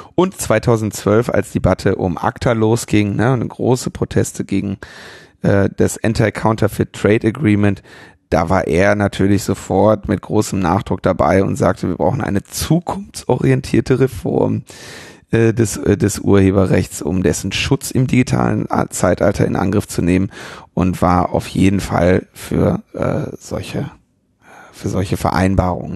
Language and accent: German; Ruhr area, North Rhine-Westphalia, Germany; ich bin im Ruhrgebiet geboren